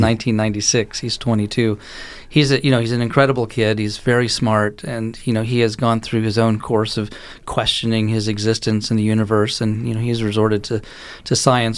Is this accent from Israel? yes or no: yes; Israel; moved away; I grew up in Israel and, you know, my mother lives there, my sister lives there.